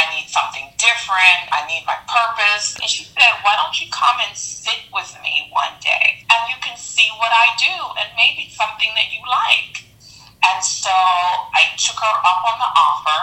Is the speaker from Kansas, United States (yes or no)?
no; Harrisburg, Pennsylvania, United States; moved away as an adult; also born or lived in Jamaica; I was born in Jamaica, and my family moved to the United States when I was 8 years old. I've been living here for over 30 years, you know. I grew up in Harrisburg, Pennsylvania, in City.